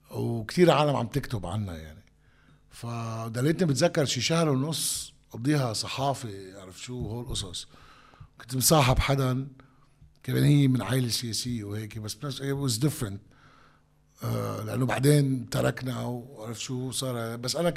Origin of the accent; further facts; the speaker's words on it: Sidon, South Governorate, Lebanon; وانا من صيدا يعني انا انا بعرف الفلسطينيه شو يعني بالنهايه الفلسطينيه بصيدا